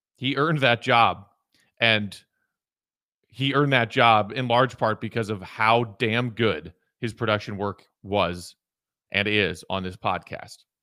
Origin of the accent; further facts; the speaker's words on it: Chicago, Illinois, United States; also born or lived in New York City / Los Angeles; I moved back from New York City in the fall of twenty fourteen to my sweet home, Chicago